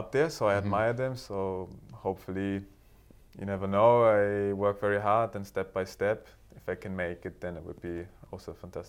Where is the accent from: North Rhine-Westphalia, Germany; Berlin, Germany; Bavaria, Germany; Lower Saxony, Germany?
Berlin, Germany; English is a second language; the same club that I grew up in Berlin